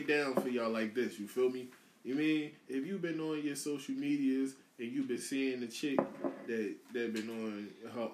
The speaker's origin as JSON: {"language": "English", "town": "Philadelphia", "region": "Pennsylvania", "country": "United States", "said": "I'm from South"}